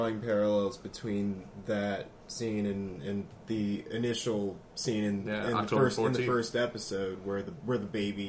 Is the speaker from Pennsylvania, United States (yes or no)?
no; Willingboro, New Jersey, United States; Mount Holly. And I grew up in Willingboro.